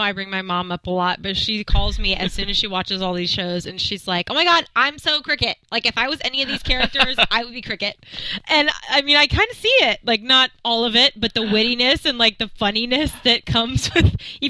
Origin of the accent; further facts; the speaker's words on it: Alabama, United States; I'm from Alabama.